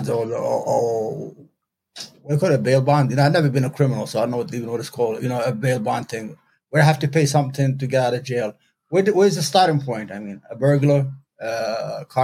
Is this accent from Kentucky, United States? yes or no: no; New York City, New York, United States; I'm from New York, from Brooklyn, New York